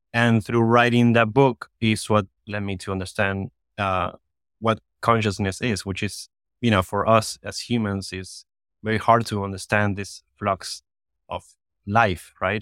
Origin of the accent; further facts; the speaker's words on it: Argentina; now in Miami, United States; I was born in Argentina and I was living here in Miami